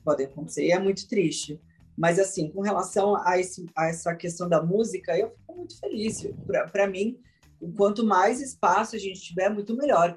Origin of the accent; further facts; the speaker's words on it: Brazil; essa representatividade do meu país